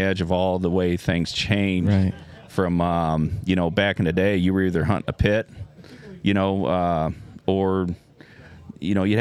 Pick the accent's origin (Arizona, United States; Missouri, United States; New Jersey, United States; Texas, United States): Missouri, United States; O'Fallon; We're from O'Fallon, Missouri, which if people are familiar with St. Louis, home of the Cardinals.